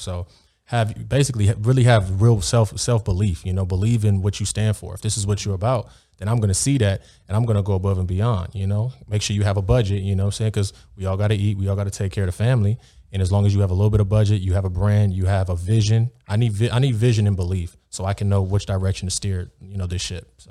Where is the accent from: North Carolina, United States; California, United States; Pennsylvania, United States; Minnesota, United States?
California, United States; Beverly Hills; I grew up in Beverly Hills